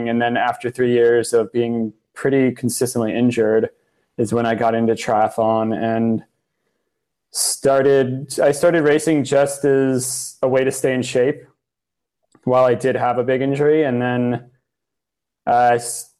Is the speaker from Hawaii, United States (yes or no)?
no; South Florida, United States; I grew up down in South Florida